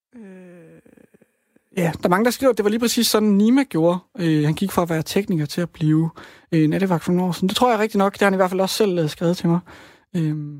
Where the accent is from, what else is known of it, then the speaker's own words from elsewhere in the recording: Rudkøbing, Southern Denmark, Denmark; also born or lived in Svendborg; now in Copenhagen, Denmark; Jeg kommer også fra Rudkøbing